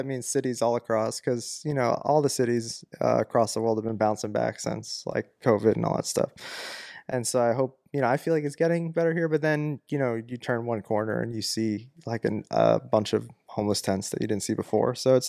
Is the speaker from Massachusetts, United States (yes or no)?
yes; Massachusetts, United States; I was a vegan because I was from Massachusetts